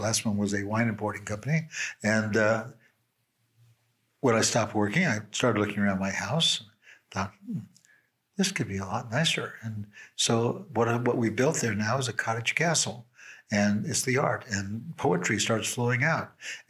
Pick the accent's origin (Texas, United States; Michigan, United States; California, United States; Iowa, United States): California, United States; Beverly Hills; You know, I'm come from Beverly Hills and I'm sitting here with prisoners, right?